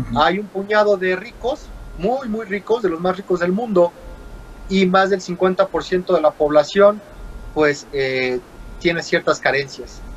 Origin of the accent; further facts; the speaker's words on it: Mexico; yo soy mexicano y yo tengo dos raíces